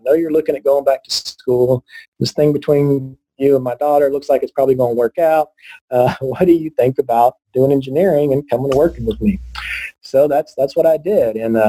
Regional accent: Texas, United States; also born or lived in Northern Virginia; as an Aggie and as a Texan.

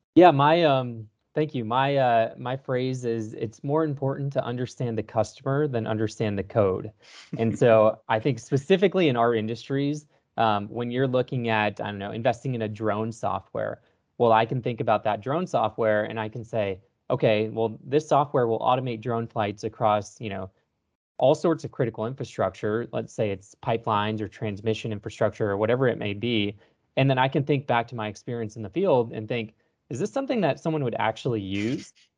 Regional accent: Texas, United States; born and raised in Texas

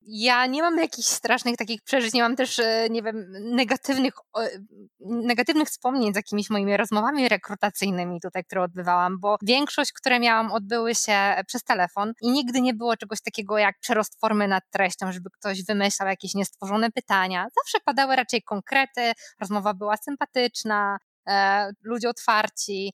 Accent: Poland; moved away as an adult; now in United States; skąd jestem, co robiłam w Polsce

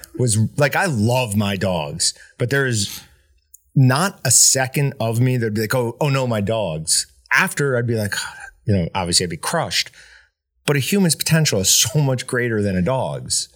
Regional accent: New York, United States; moved away; growing up in New York

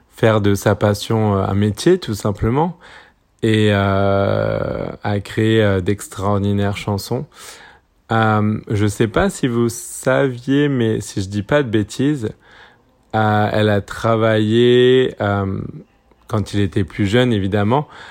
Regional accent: French Polynesia; j'ai grandi à Tahiti en Polynésie française

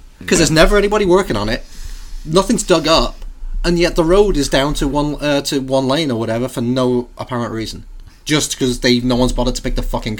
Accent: England, United Kingdom; now in United States; Well, I was born in England, so I'm English.

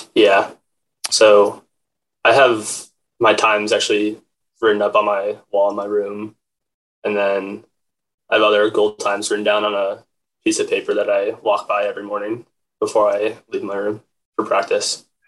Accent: Crozet, Virginia, United States; I'm from Crozet, Virginia, which is about 20 minutes outside of Charlottesville

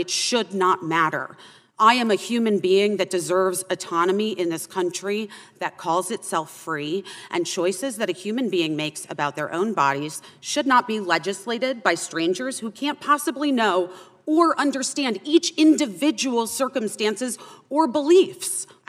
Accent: Arizona, United States; I had an abortion when I was 15 years old in my home state of Arizona in 1994.

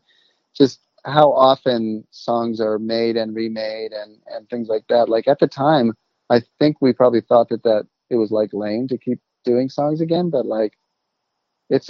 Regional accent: Baltimore, Maryland, United States; being from Baltimore

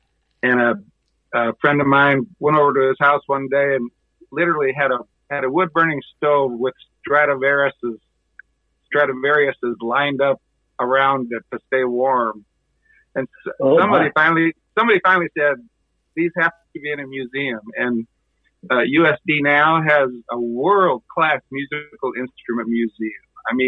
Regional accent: Pierre, South Dakota, United States; moved away as an adult; also born or lived in Minnesota; I grew up in the middle of South Dakota, which is actually the middle of North America, dead center. And Pierce, South Dakota is my hometown.

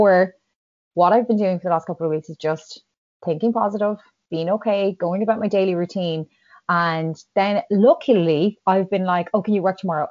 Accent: Ireland; as an Irish nation

